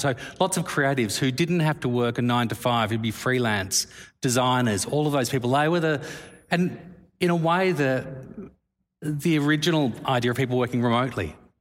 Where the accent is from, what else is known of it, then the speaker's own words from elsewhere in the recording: Australia; moved away as an adult; now in London, United Kingdom; being an Australian